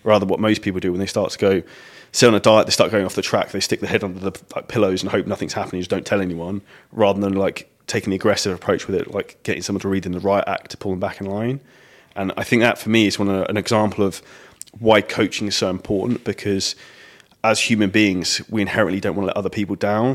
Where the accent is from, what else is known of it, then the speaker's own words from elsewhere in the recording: United Kingdom; we're British